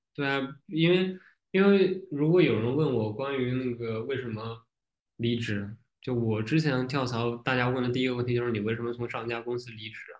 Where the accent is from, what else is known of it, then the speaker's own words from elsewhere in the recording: Shandong, China; accent: Shandong; 如果我努力，或者说比较认真地去讲普通话的话，就会有那个儿化音比较重，但是区别于北京和河北的儿化音的那个感觉，就会覆盖掉山东口音